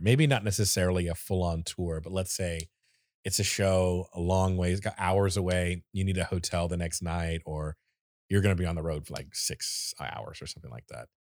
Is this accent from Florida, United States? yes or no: yes; Florida, United States; I am from Florida